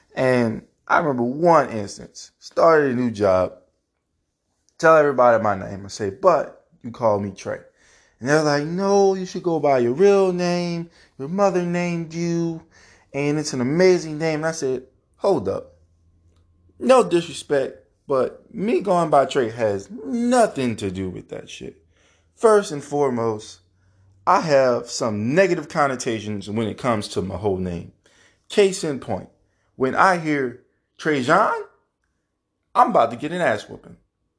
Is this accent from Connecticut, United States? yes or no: no; Louisiana, United States; Somebody from the Ninth Ward doesn't sound like me. I grew up on the West Bank.